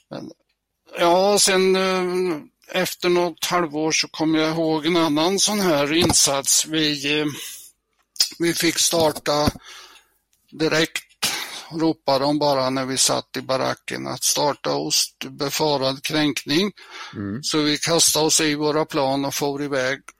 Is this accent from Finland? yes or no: no; near Mjölby, Östergötland, Sweden; jag är uppväxt i Klorofyllen eh, i södra Östergötland, eh, ett par mil utanför den stora hamn och sjöfartsstaden Mjölby.